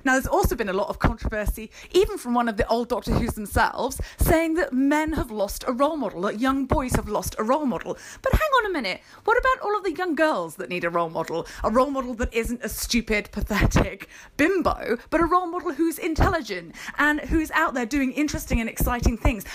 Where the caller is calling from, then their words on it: United Kingdom; calling in from rainy and grey U K.